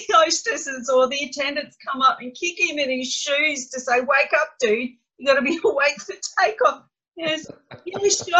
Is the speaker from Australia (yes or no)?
yes; Australia; that's what we Aussies do.